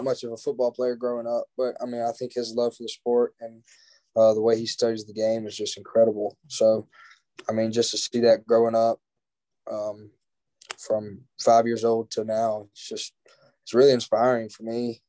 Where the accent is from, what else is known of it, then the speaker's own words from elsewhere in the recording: Brandon, Mississippi, United States; also born or lived in Martin, Tennessee; So, I'm from Brandon, Mississippi. If people ask me where I'm from, I say I'm from Brandon, Mississippi. You know, I was born in UT Martin.